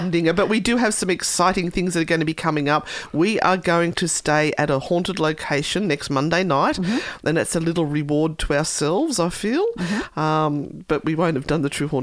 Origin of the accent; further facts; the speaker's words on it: Australia; Australia's my hometown